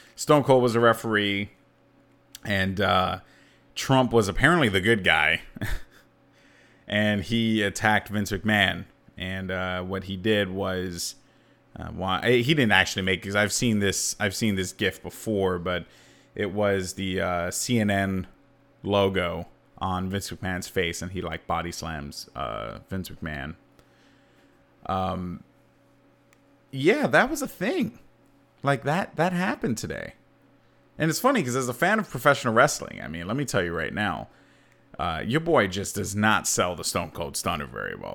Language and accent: English; New York City, New York, United States; as a New Yorker